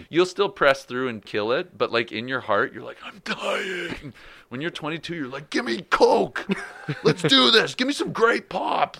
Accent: Canada; I'm a Canadian pro.

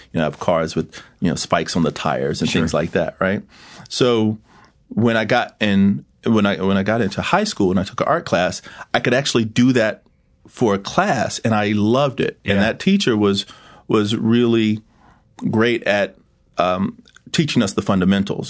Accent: Yorktown, Virginia, United States; I'm a country boy from Virginia. I grew up in Hampton Roads, Virginia.

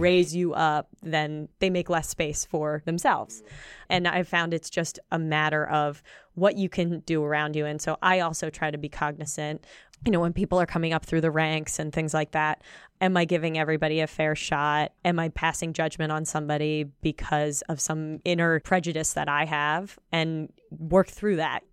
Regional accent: Pennsylvania, United States; also born or lived in Baltimore, Maryland; we moved to Pennsylvania when I was about ten

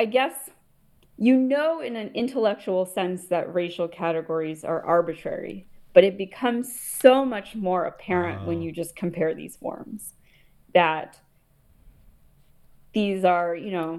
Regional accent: United States; moved away as an adult; also born or lived in India (ancestry); now in England, United Kingdom; I'm living here in England. I'm a person of Indian origin, but I'm American

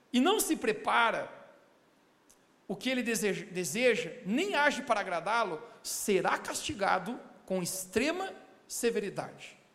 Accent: Brazil; como bom brasileiro

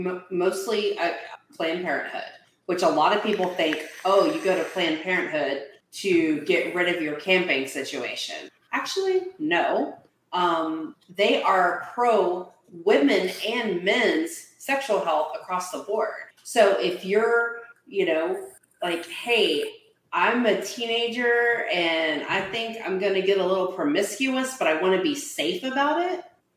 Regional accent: United Kingdom; Like, as a British, and I know it's a little odd because, like, we are all parents.

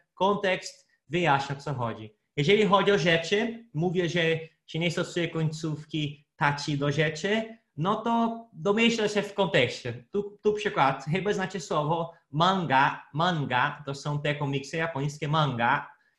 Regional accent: Brazil; Polish is a second language; moved away; Brazylijczykiem z Brazylii

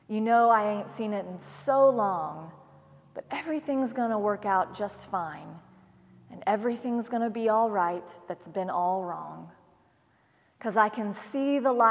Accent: Oklahoma, United States; Like many Oklahomans, I was raised on the Baptist hymnal and country music

